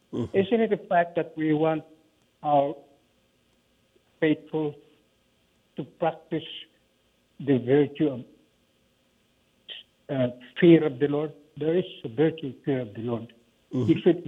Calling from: New York, United States; I'm in New York.

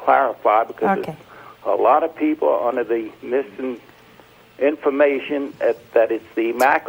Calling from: LaPlace, Louisiana, United States; I'm calling from Laplace, Louisiana.

